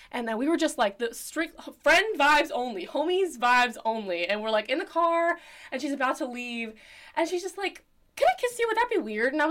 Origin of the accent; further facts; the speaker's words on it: Houston, Texas, United States; I'm a theater major, and I'm from Houston, Texas, baby, as … m- might say.